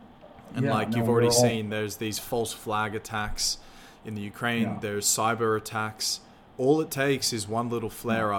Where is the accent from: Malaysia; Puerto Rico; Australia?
Australia; now in Sweden; in my generation, as an Australian